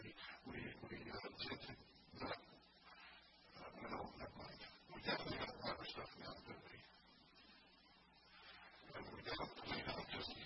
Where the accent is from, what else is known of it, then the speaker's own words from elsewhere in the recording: Indiana, United States; moved away; My wife and I grew up in Indiana.